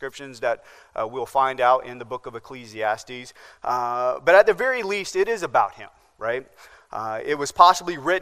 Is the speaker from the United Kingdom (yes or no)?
no; Nebraska, United States; now in Charleston, United States; growing up in Nebraska